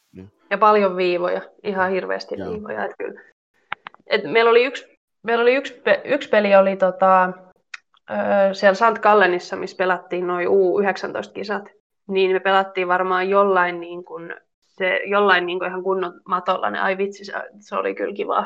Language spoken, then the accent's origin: Finnish; Mynämäki, Southwest Finland, Finland; now in Switzerland; Siellä melkein koko suku asuu tai sen lähettyvillä.